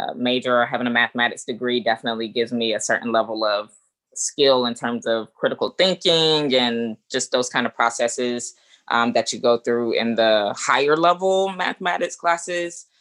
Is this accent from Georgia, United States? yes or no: yes; Atlanta, Georgia, United States; moved away as an adult; now in Chicago area, United States; I'm originally from Atlanta